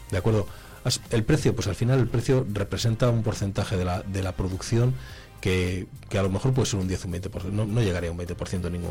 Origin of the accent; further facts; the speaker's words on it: Palencia, Castile and León, Spain; Vamos a ver, en Palencia somos la, provincia de Castilla y la segunda provincia de Castilla y León que más se asegura.